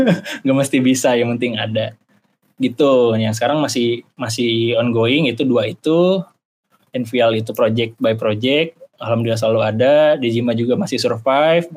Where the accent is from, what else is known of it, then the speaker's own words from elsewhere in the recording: Jakarta, Indonesia; moved away as an adult; also born or lived in Bandung; saya asal Jakarta ya, saya nggak mau disuruh balik ke Jakarta